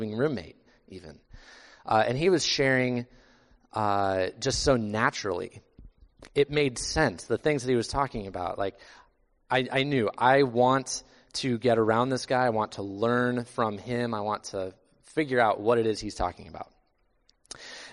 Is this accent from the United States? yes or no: yes; Iowa, United States; I grew up in Iowa